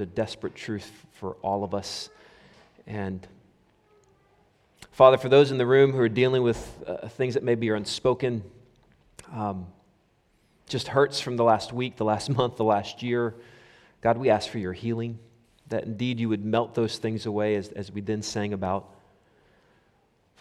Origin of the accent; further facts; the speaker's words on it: United States; moved away; when I was a kid growing up in the States